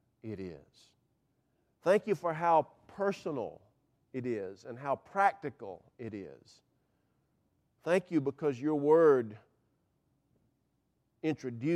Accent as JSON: {"language": "English", "town": "Cumming", "region": "Georgia", "country": "United States", "tie": "born or raised there", "said": "I grew up on north of the equator in Forsyth County"}